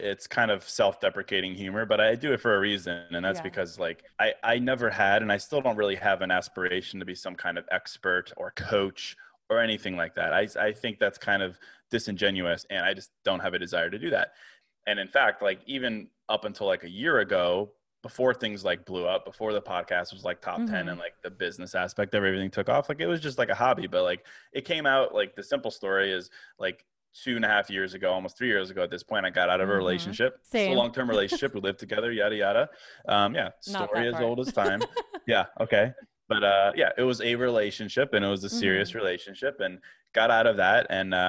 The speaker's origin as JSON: {"language": "English", "region": "Virginia", "country": "United States", "tie": "born or raised there", "moved": "yes", "lives_now": "Chicago, United States", "said": "So I was born in Chicago, but I grew up in Virginia, actually."}